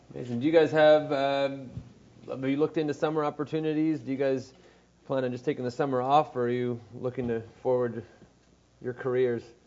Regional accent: Montreal, Quebec, Canada; also born or lived in Vermont; I'm from Montreal

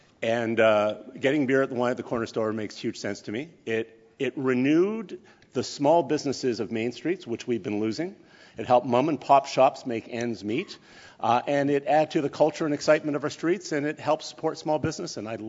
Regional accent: Quebec, Canada; now in Ontario, Canada; Yeah, I grew up in Quebec. J'aime la vin rouge.

